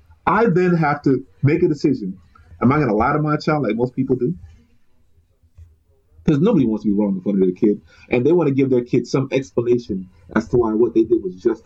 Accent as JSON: {"language": "English", "country": "Jamaica", "said": "Your pride comes from somewhere. Our pride comes from being Jamaican."}